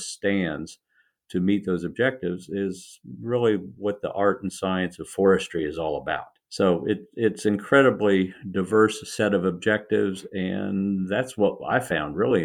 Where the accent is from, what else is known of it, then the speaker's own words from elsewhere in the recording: Indianapolis, Indiana, United States; now in Raleigh, United States; I grew up in Indiana, in the Midwest of the United States, in Indianapolis